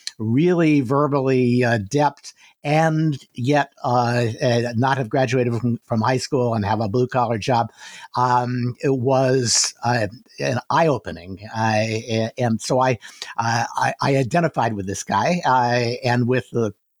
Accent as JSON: {"language": "English", "area": "outside of Detroit", "region": "Michigan", "country": "United States", "tie": "born or raised there", "said": "I grew up outside of Detroit"}